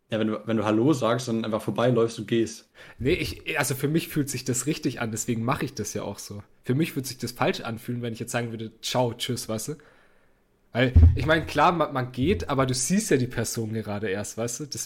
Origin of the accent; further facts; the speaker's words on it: Bavaria, Germany; wir kommen ja aus Franken, da ist ja Moin Moin eigentlich nicht der Standard, sondern da sagt man ja eher Servus oder sowas, ne?